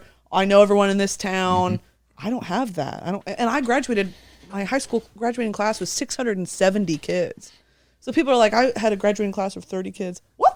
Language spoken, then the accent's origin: English; Texas, United States; also born or lived in South Korea; I grew up in Texas, and they make you take a foreign language from like sixth grade onward. So I was taking it. Well, I lived in South Korea in sixth grade.